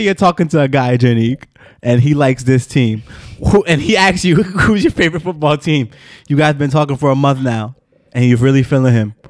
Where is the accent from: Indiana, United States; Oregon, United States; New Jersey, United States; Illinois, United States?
New Jersey, United States; I'm from New Jersey